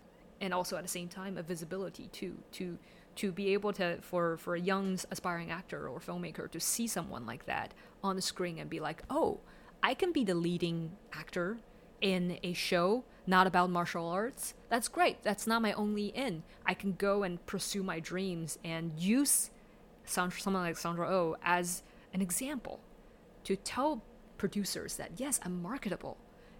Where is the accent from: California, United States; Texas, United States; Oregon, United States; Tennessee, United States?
California, United States; English is a second language; I grew up in the Silicon Valley, which has a large population of Asian American first generation immigrants.